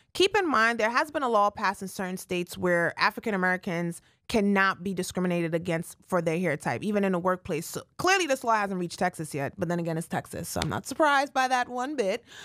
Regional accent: Jamaica; I'm Jamaican

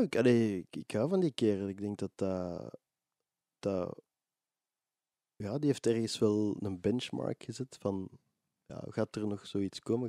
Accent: Mechelen, Flanders, Belgium; Ik ben van Mechelen oorspronkelijk

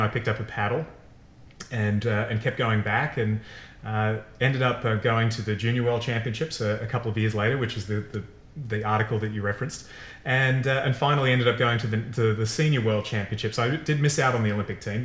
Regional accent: Sydney, New South Wales, Australia; moved away as an adult; now in United States; when we were growing up in Sydney, Australia, you either live on the beach or you live close to it

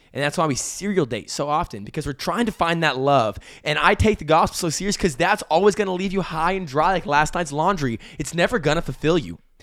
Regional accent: Amarillo, Texas, United States; I grew up in Amarillo, Texas, and I love it there.

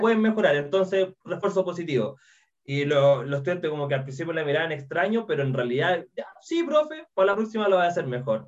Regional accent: Chile; accent: Chilean; como soy chileno y hablamos un poco extraño

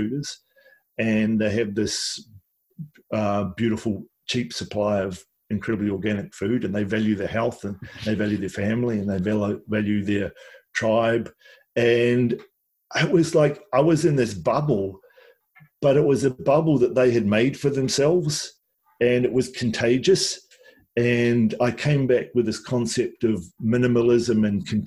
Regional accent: Wellington, New Zealand; also born or lived in Nelson, New Zealand; when I grew up in Wellington and Nelson

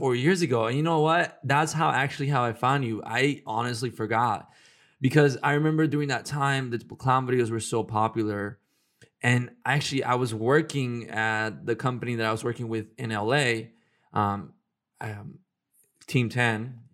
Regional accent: Houston, Texas, United States; moved away; when I was in Houston

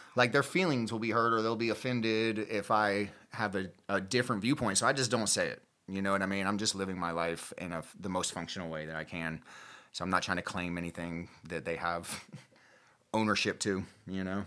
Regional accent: Gainesville, Florida, United States; I'm from Gainesville, Florida.

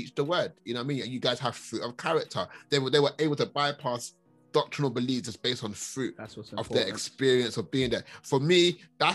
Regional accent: London, United Kingdom; also born or lived in Catford, Lewisham, London; I grew up in Hackney, that Premier Estate, rough ends

